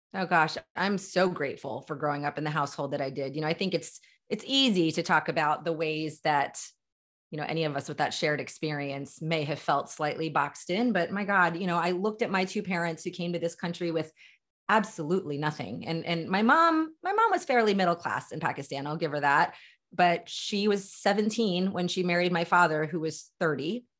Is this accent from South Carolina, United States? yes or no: no; Delaware, United States; also born or lived in Philadelphia suburbs, Pennsylvania; now in Philadelphia, United States; born and raised in the small and mighty state of Delaware, currently live in Philadelphia Metro